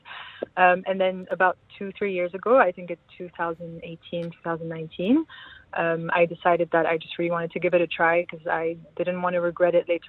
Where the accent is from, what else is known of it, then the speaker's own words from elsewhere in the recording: Lebanon; I'm Lebanese. Yeah.